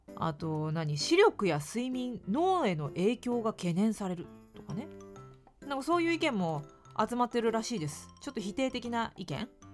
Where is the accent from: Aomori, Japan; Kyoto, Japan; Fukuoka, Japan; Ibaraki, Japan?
Fukuoka, Japan; moved away as an adult; now in Tokyo, Japan; 私は福岡県福岡市出身で